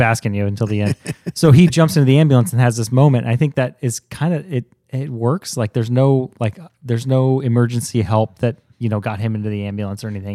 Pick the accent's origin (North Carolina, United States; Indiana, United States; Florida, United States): Indiana, United States; Zionsville; Here in Zionsville